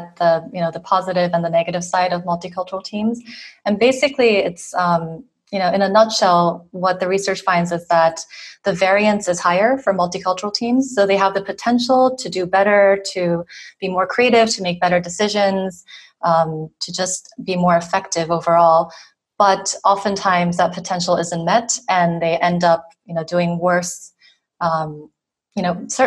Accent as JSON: {"language": "English", "country": "South Korea", "also_born_or_lived": "Boston, United States", "moved": "as an adult", "lives_now": "France", "said": "I'm from South Korea originally, but I spent a lot of time in the U.S. living and studying there, mostly in Boston for over 10 years."}